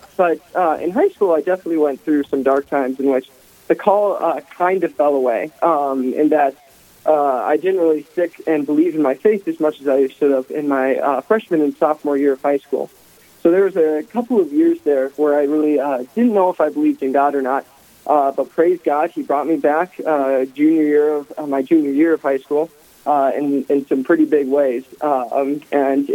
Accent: Dickinson, North Dakota, United States; moved away as an adult; now in Washington, D.C., United States; So I was born and raised in Dickinson, North Dakota, raised in a Catholic family

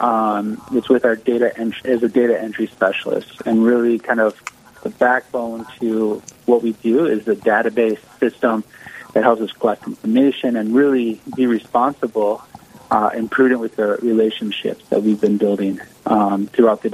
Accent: St. Paul, Minnesota, United States; moved away as an adult; now in Sioux Falls, United States; I'm originally from St. Paul, Minnesota, but been living in Sioux Falls now for about 6-7 years.

